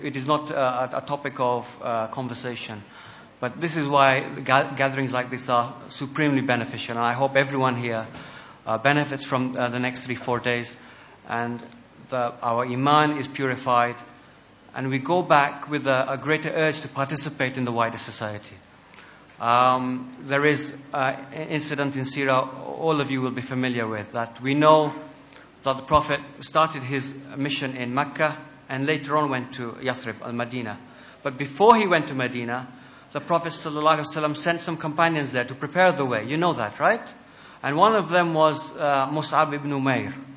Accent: United Kingdom; we are British, we have our faith with Islam

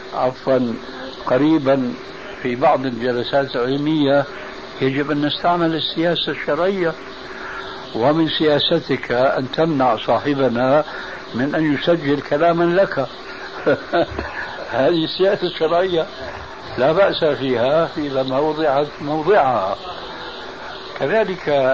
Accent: Syria; عندنا في سوريا

